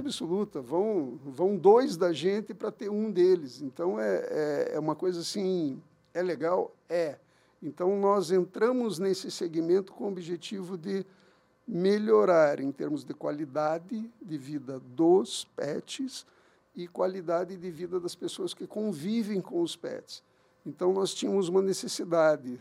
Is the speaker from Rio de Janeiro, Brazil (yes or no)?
no; Curitiba, Paraná, Brazil; moved away as an adult; also born or lived in Capão da Canoa, Rio Grande do Sul; now in Uberlândia, Brazil; eu sou nascido em Curitiba, morei lá minha vida inteira